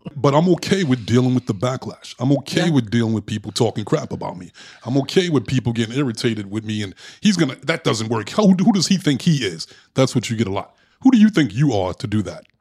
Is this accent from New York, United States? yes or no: yes; New York City, New York, United States; growing up in Brooklyn